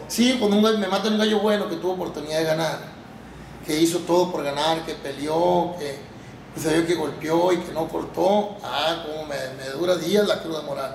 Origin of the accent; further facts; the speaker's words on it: Mazatlán, Sinaloa, Mexico; De aquí de Mazatlán, de Mazatlán, Sinaloa. Nacido y criado